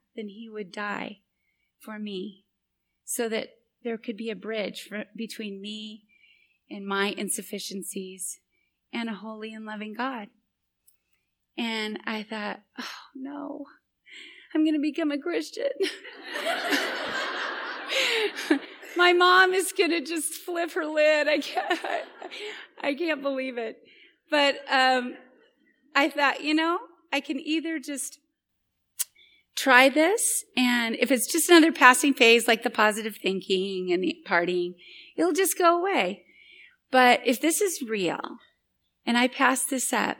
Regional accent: Boise, Idaho, United States; my hometown in Boise, Idaho.

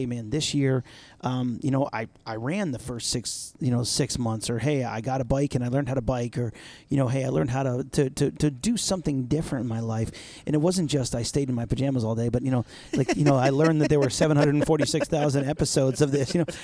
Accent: New York, United States; now in Allen, United States; I'm from New York

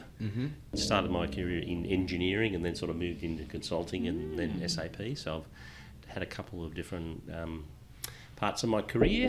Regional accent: Newcastle, New South Wales, Australia; Newcastle, yeah. So been there all my life

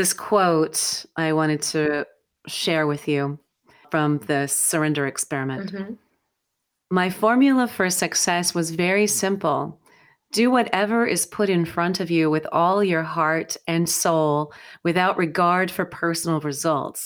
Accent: United States; I would say you and I both identify as white American women

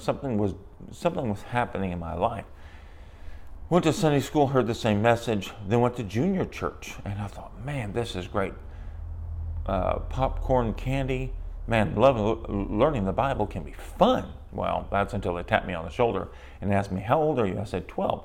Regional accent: San Antonio, Texas, United States; I grew up in San Antonio, Texas, in a broken home

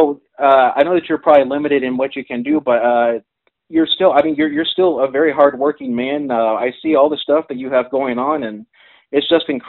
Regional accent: Kansas City, Missouri, United States; you're also from Kansas City as well, and as am I.

